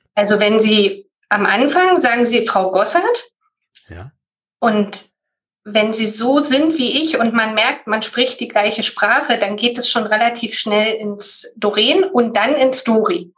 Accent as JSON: {"language": "German", "region": "Berlin", "country": "Germany", "tie": "born or raised there", "said": "Das ist Berlin und war bisher auch schon immer Berlin. Ja, bin eine Berliner Pflanze"}